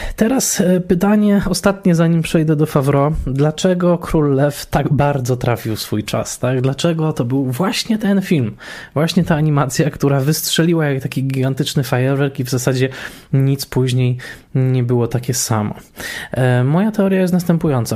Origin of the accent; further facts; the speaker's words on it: Tarnowskie Góry, Silesian Voivodeship, Poland; ja dorastałem w Tarnowskich Górach na Górnym Śląsku przy ulicy Piastowskiej